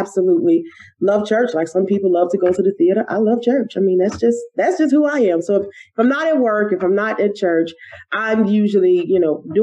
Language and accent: English; Chicago, Illinois, United States; I was born and raised in the great city of Chicago, Illinois. Truly grew up. I am a West Sider by heart